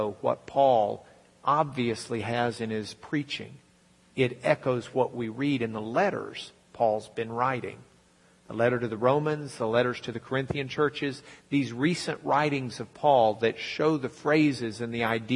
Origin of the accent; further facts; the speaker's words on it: Lubbock, Texas, United States; I'm from Lubbock